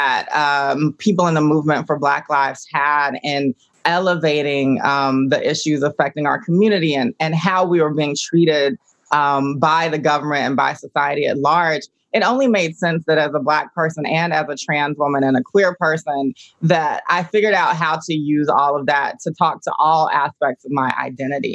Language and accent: English; Augusta, Georgia, United States; I grew up in Augusta, Georgia.